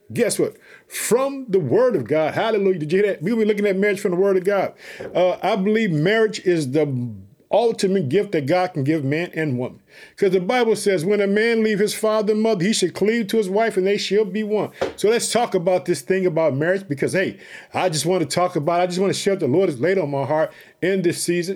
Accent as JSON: {"language": "English", "region": "Illinois", "country": "United States", "also_born_or_lived": "Chicago", "said": "the uh, state of Illinois, which is my home state. I live in the city of Chicago"}